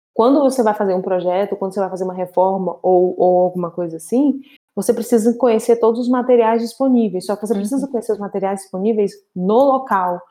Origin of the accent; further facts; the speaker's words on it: Brazil; now in Portugal; enquanto brasileiros